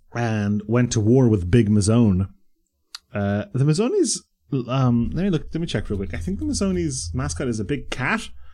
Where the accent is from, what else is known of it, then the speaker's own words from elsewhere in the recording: Bray, Leinster, Ireland; I grew up in Bray